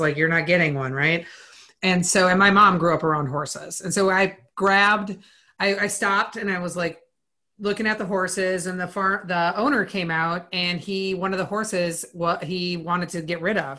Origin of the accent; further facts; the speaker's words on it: Minnesota, United States; I grew up on a farm. I grew up in Minnesota